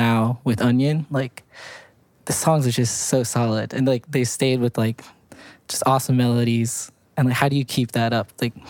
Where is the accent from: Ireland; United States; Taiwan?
United States; Hunterdon County, New Jersey; we're from Hunterdon County, New Jersey